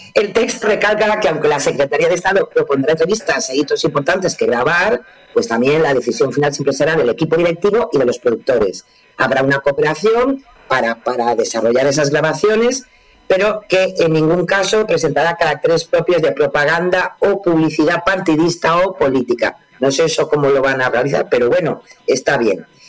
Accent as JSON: {"language": "Spanish", "country": "Spain", "said": "somos los españoles"}